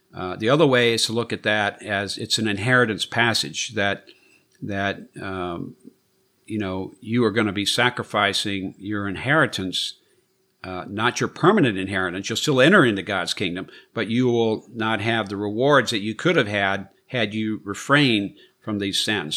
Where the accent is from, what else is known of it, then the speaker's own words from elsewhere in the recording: United States; as an American